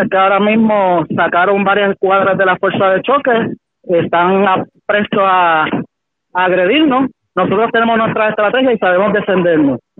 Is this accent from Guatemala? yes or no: no; Puerto Rico; son puertorriqueños que vivimos y sufrimos en este país